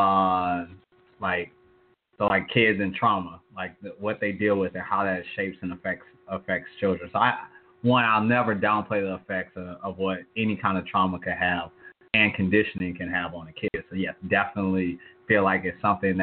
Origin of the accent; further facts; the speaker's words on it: Chicago, Illinois, United States; I was actually born in the South Side of Chicago.